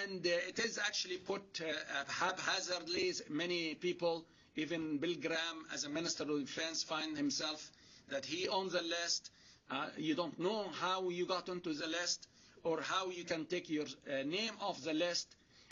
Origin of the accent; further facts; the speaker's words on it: Canada; Now, as a Canadian, as a Muslim, as an academic, as a family man, I don't really mind to have a no-fly list for the security of flying either in Canada or overseas.